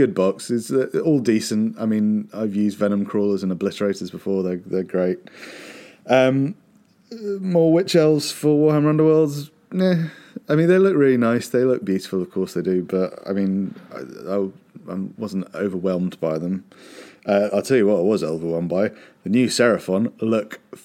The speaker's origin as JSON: {"language": "English", "country": "United Kingdom", "said": "being British"}